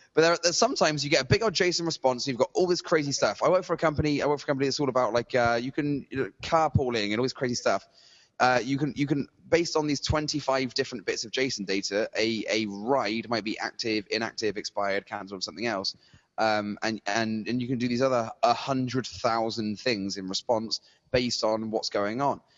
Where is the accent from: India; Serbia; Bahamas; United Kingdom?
United Kingdom; Bristol, South West England; moved away; that's how we sound in Bristol